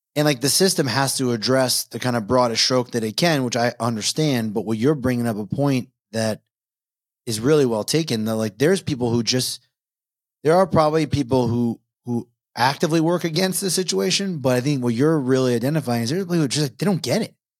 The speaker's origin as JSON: {"language": "English", "area": "Long Island", "region": "New York", "country": "United States", "tie": "born or raised there", "said": "I grew up in New York. So not city, Long Island"}